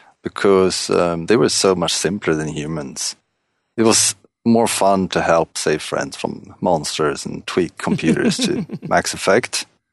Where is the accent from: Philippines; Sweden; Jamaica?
Sweden; Stockholm, Stockholm County; English is a second language; I'm from Stockholm, Sweden.